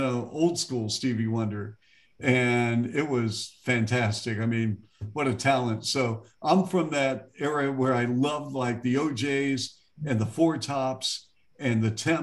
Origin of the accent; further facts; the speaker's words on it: Seattle, Washington, United States; moved away; I'm from Seattle